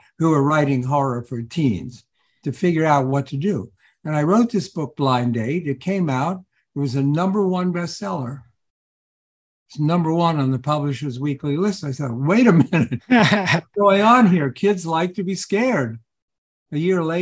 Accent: Columbus, Ohio, United States; moved away as an adult; also born or lived in New York; I grew up in Columbus, Ohio, and I had to get out of Columbus.

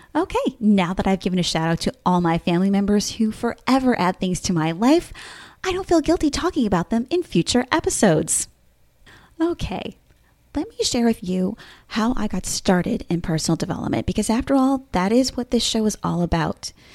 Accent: Bergen County, New Jersey, United States; moved away as an adult; now in Williamsburg, United States; I'm originally from New Jersey, Bergen County to be exact, and have now lived in Williamsburg, Virginia for the last fifteen and a half years

